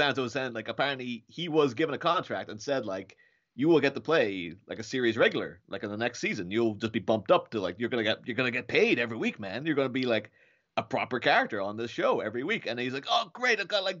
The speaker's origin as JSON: {"language": "English", "country": "Ireland", "said": "Like, I'm from Ireland. Obviously, there were guns in Ireland for a long time because of the troubles and stuff."}